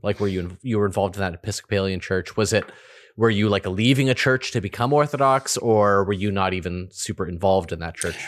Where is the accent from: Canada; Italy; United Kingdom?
Canada; I'm culturally Canadian